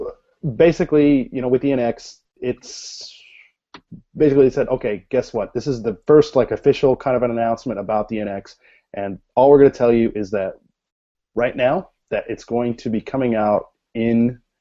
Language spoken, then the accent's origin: English; United States; Okay, I'm American.